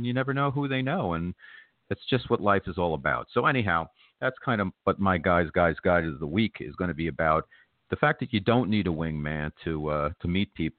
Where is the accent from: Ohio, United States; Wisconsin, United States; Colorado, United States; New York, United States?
New York, United States; as a New Yorker